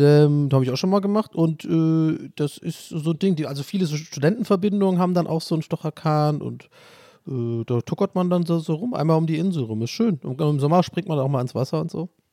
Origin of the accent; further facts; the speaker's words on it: Tübingen, Baden-Württemberg, Germany; moved away as an adult; now in Erfurt, Germany; Ich bin in der Altstadt groß geworden